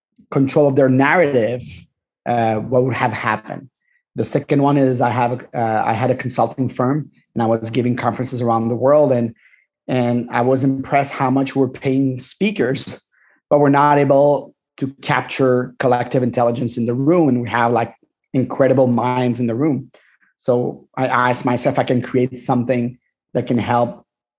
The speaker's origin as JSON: {"language": "English", "town": "Montreal", "region": "Quebec", "country": "Canada", "said": "I'm Moroccan Tunisian from Montreal."}